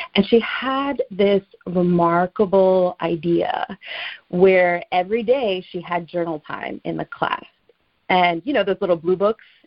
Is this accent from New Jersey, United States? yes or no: yes; Teaneck, New Jersey, United States; where I grew up in Teaneck, New Jersey